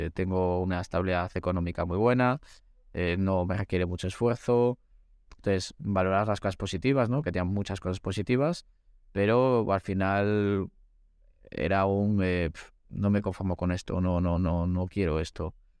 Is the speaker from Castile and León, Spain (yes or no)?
yes; Valladolid, Castile and León, Spain; also born or lived in Segovia; yo soy un muchacho de Valladolid